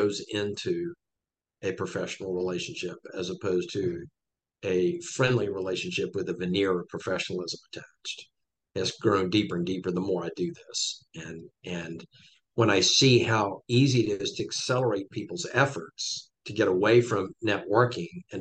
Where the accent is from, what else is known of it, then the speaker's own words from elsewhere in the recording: Columbia, South Carolina, United States; moved away as an adult; I'm in Columbia, South Carolina, my hometown. I grew up here